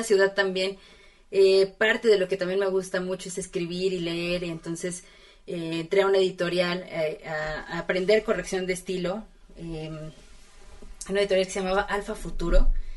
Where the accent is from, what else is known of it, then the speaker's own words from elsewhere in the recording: Puebla, Mexico; now in Mexico City, Mexico; crecí en Puebla